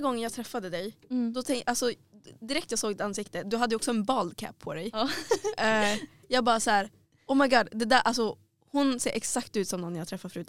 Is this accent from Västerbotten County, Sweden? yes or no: yes; Skellefteå, Västerbotten County, Sweden; jag kommer från eh, Skellefteå